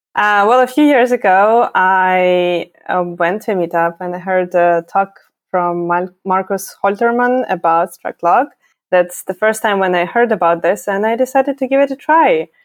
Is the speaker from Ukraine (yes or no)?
yes; Ukraine; moved away as an adult; now in Berlin, Germany; I am originally from Ukraine. I'm not German. I moved to Germany around five years ago